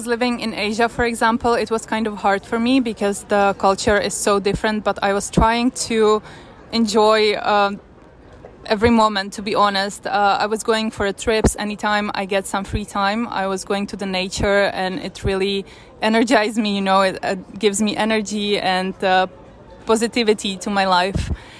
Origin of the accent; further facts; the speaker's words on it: Czechia; moved away as an adult; also born or lived in Ukraine / Milan, Italy / Paris, France; now in New York, United States; And I'm actually very blessed to even grow up in Czech Republic, because it was very different than growing up in Russia or Ukraine. And I'm very thankful to my parents that we moved to Czech Republic when I was little.